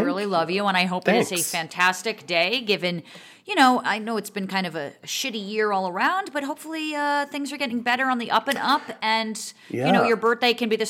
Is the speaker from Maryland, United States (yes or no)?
no; Montclair, New Jersey, United States; The town that I grew up in Montclair, New Jersey, is about 30,000 people.